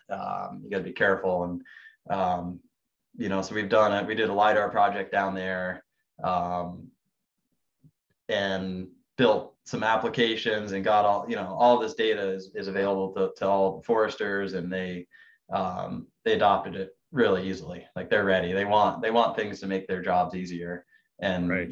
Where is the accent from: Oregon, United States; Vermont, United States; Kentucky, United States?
Vermont, United States; I grew up in Vermont